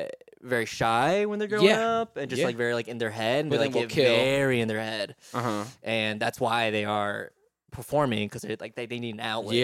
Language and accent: English; Nebraska, United States; moved away as an adult; also born or lived in New Orleans; now in New York, United States; I grew up in Nebraska, but I went to school in New Orleans.